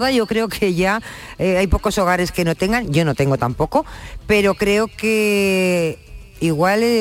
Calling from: Huelva, Andalusia, Spain; de Huelva.

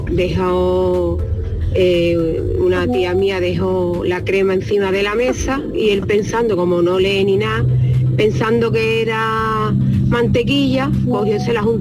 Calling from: Jerez de la Frontera, Andalusia, Spain; de Jerez de la Frontera.

